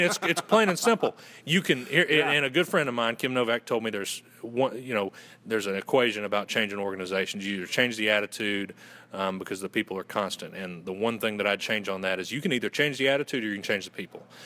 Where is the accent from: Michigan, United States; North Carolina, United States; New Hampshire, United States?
North Carolina, United States; Western; accent: Southern gentleman; originally from Western North Carolina, and I went to Western Carolina University